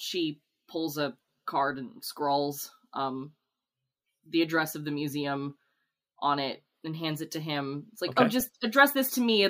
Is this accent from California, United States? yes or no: no; New Jersey, United States; accent: Jersey; It's my Jersey accent.